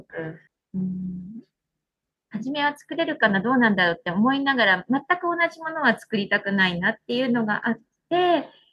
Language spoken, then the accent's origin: Japanese; Toyama, Japan; moved away as an adult; also born or lived in Kanoya, Kagoshima; now in Uozu, Japan; 生まれ育ったのは富山市なんですけど